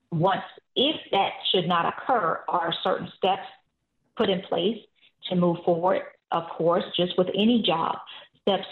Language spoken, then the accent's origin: English; Savannah, Georgia, United States; I'm originally from Savannah, Georgia